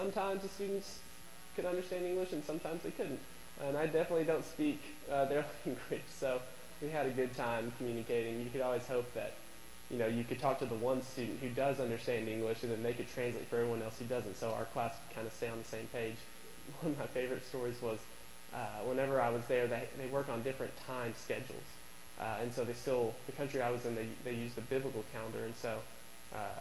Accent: Abilene, Texas, United States; now in Waco, United States; I'm a junior from Abilene, Texas.

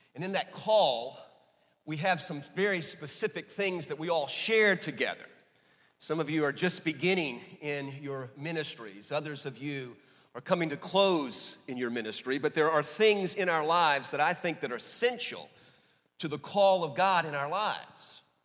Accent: New Orleans, Louisiana, United States; we grew up in New Orleans

